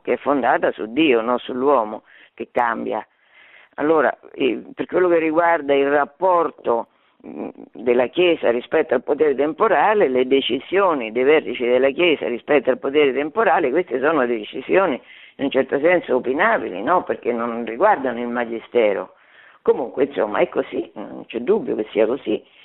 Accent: Fabriano, Marche, Italy; nelle Marche, che è la mia regione, perché io sono di Fabriano

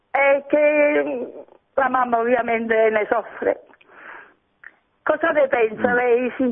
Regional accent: Livorno, Tuscany, Italy; Buongiorno, buonasera … sono di Livorno.

